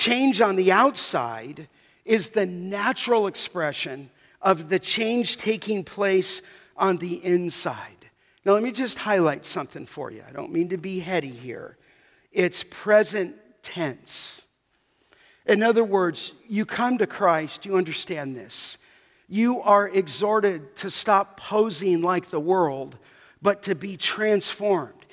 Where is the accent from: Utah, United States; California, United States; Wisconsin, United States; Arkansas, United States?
California, United States; Los Angeles; growing up in the San Fernando Valley